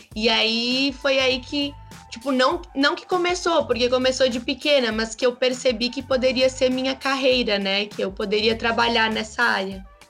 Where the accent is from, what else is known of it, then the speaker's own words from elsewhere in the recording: Brazil; Somos brasileiros